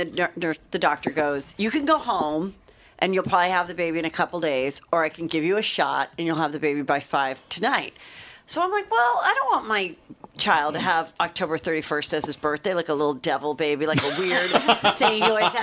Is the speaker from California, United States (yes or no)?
yes; Los Angeles, California, United States; Woodland Hills